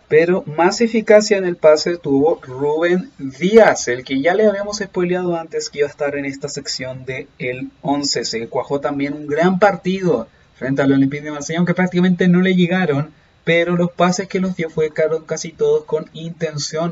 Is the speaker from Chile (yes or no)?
yes; Chile; yo soy chileno